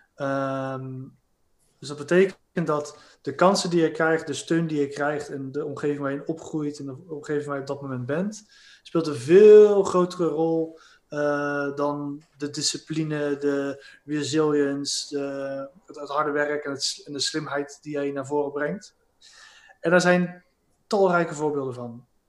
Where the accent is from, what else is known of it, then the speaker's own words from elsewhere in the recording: Rotterdam, South Holland, Netherlands; ik ben een Rotterdammer